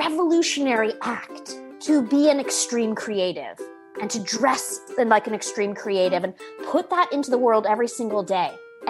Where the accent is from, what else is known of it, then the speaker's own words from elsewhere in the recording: Bay Area, California, United States; Growing up in the Bay Area with counterculture people